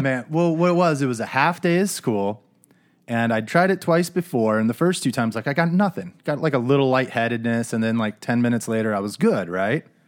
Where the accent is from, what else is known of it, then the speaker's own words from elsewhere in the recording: Phoenix, Arizona, United States; also born or lived in East Coast; everybody from the Phoenix area sort of transplants so we came in from the East Coast. Her family came in from the Midwest. And all throughout grade school, we kind of went to the same schools